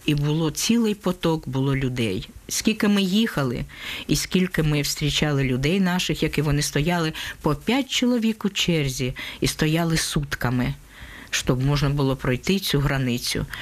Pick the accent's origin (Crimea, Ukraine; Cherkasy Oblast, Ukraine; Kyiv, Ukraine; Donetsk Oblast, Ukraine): Donetsk Oblast, Ukraine; Donetsk; moved away as an adult; now in Netherlands; Я з Донецька працювала магазині